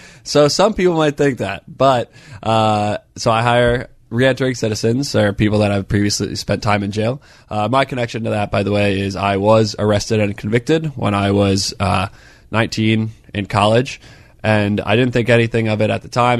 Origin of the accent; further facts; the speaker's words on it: Northern Virginia, United States; now in Pittsburgh, United States; I'm from Northern Virginia